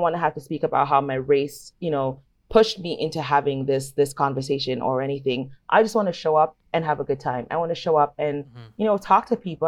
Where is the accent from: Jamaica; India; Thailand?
Jamaica; now in Toronto, Canada; growing up in Jamaica